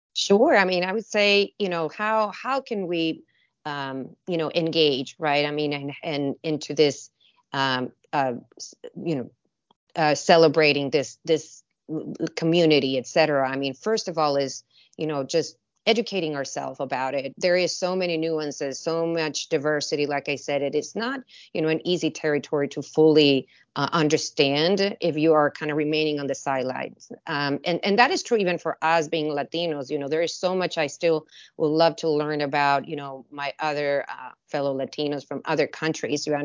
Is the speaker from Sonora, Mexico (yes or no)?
no; Mexicali, Baja California, Mexico; moved away as an adult; now in San Diego, United States; I was born and raised in Mexico in a border city called, uh, Mexicali